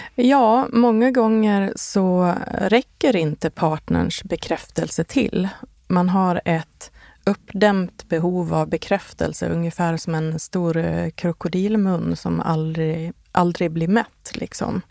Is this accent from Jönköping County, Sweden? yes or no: no; Borlänge, Dalarna County, Sweden; now in Stockholm, Sweden; min hemstad Bålänge